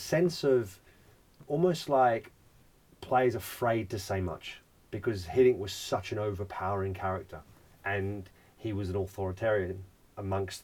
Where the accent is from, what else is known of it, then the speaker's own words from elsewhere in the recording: Australia; Growing up in Australia, it's first and foremost, you come out and it's not about what school you're going to, it's what sport you're going to play